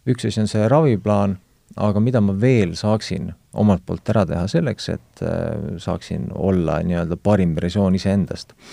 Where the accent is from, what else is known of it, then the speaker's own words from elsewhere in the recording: Estonia; olen mõnes mõttes väga tavaline Eesti mees